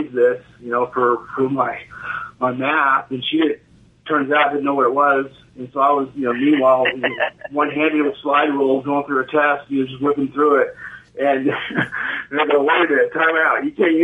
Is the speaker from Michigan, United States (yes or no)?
no; Roswell, New Mexico, United States; now in Texas, United States; primarily I grew up in Roswell, but we have a ranch up in northern New Mexico also